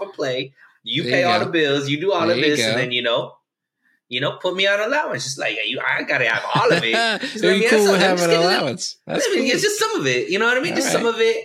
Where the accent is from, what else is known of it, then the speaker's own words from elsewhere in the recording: United States; growing up in America